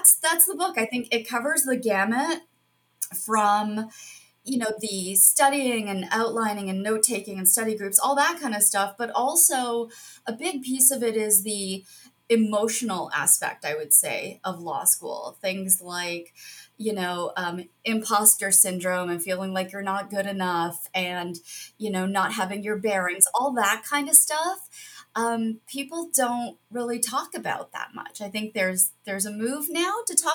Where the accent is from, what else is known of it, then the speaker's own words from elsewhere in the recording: Toronto, Ontario, Canada; moved away as an adult; also born or lived in Cambridge, England / Kingston, Ontario; now in Buffalo, United States; I'm Canadian, born and raised in Toronto